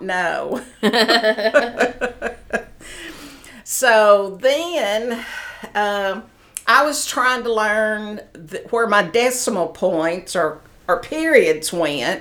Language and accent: English; Knoxville, Tennessee, United States; I was born in Knoxville, Tennessee.